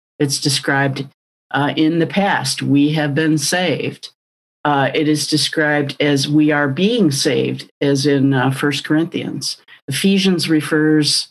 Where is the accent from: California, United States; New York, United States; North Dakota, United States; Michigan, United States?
Michigan, United States; Detroit; I hail from the Motor City, Detroit. I am, as we say here in town, a GM brat. My dad worked for General Motors for many years